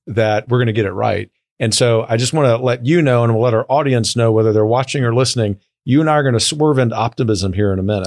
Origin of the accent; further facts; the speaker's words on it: the South, United States; now in Washington, D.C., United States; a polite Southerner.